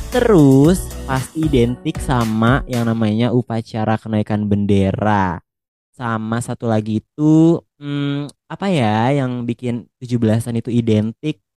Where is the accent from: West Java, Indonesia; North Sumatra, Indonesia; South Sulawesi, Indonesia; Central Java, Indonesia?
West Java, Indonesia; Depok; kan kalau aku kan dari Depok ya kamu kan dari Malang tuh